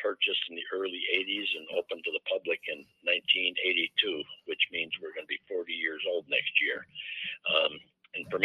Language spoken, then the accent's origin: English; Chicago, Illinois, United States; moved away as an adult; now in Winterset, United States; I told you I come from Chicago